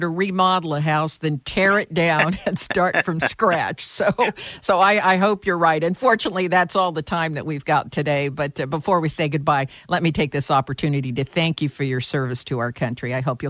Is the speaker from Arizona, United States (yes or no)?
no; California, United States; Well, as you know, I'm from Silicon Valley